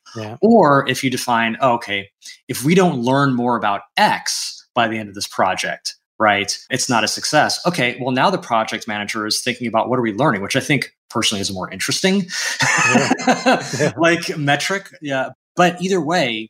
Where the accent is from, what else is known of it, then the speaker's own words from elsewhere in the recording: United States; first language English; I am an American citizen, English is my first language